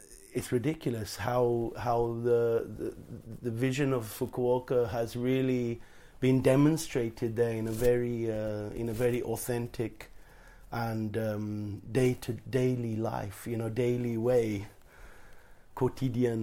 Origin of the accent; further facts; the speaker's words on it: Portsmouth, South East England, United Kingdom; moved away as an adult; also born or lived in Wiltshire / Petersfield, Hampshire; now in Auroville, India; I'm a Brit, actually, like yourself. Born in Wiltshire and grew up in Portsmouth